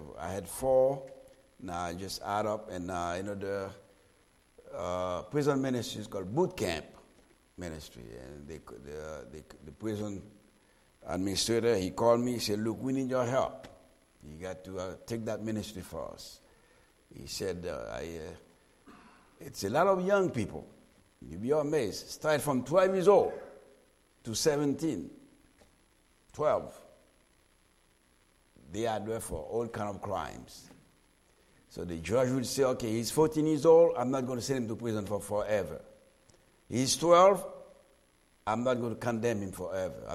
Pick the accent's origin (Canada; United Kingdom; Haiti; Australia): Haiti; also born or lived in Lock Haven, Pennsylvania / Ohio; now in South Florida, United States; Born and raised in Haiti.